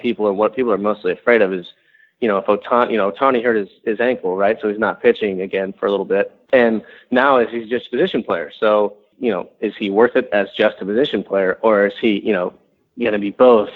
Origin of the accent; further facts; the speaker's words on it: San Diego, California, United States; moved away; when I was growing up, and I grew up in San Diego